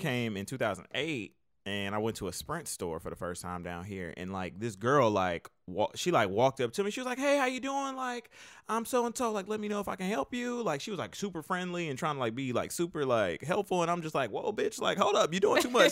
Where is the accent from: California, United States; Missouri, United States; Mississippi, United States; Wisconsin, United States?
Wisconsin, United States; Milwaukee; now in Atlanta, United States; I'm from Milwaukee, Wisconsin